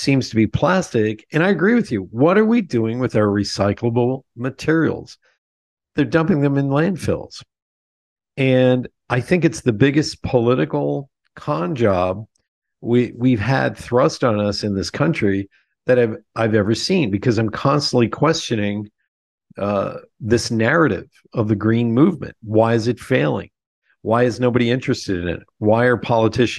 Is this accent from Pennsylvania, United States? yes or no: yes; Lebanon, Pennsylvania, United States; We're living in my hometown of Lebanon, Pennsylvania